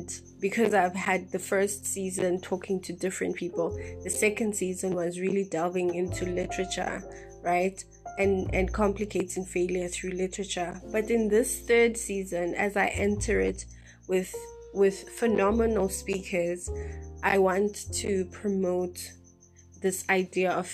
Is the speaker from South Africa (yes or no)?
yes; South Africa; we're a South African nation